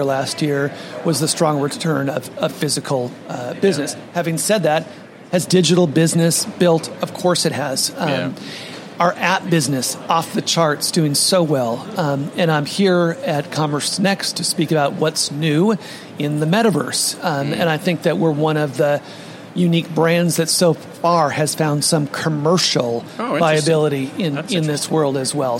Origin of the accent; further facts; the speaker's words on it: Washington, United States; moved away as an adult; now in New York, United States; my home state of Washington